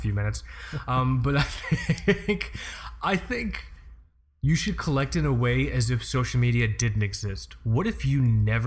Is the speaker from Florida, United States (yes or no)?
yes; Florida, United States; I'm from Florida